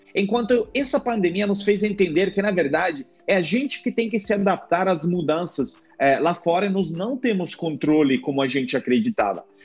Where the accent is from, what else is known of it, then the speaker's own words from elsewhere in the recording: Italy; Portuguese is a second language; moved away as an adult; also born or lived in United States / Rio de Janeiro, Brazil; now in Brazil; Eu volto para Itália e o pessoal diz nossa, como você fala bem italiano, né? Achando que eu sou brasileiro.